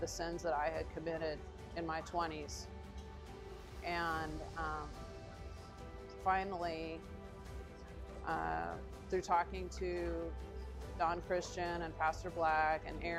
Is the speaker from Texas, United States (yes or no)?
yes; Houston, Texas, United States; I grew up here in Houston